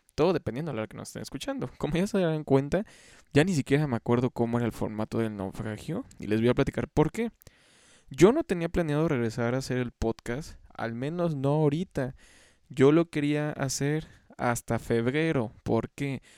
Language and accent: Spanish; Xalapa, Veracruz, Mexico; aquí en Jalapa, yo soy de Jalapa